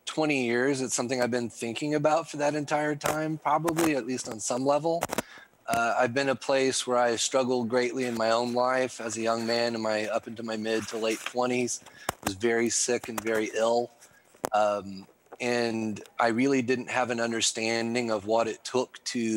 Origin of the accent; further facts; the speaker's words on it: the Ozarks, United States; I'm a hillbilly from the Ozarks